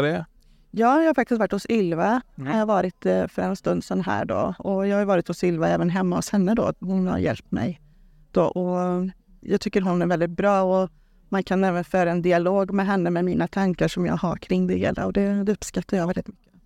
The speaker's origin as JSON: {"language": "Swedish", "town": "Trollhättan", "region": "Västra Götaland", "country": "Sweden", "tie": "born or raised there", "said": "född och uppvuxen i Trollhättan så jag bor där"}